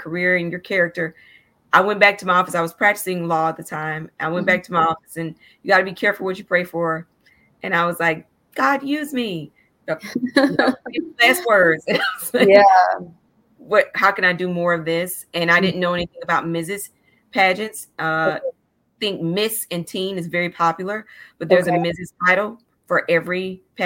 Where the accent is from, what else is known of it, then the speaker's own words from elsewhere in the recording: Chattanooga, Tennessee, United States; I'm from Chattanooga and Tennessee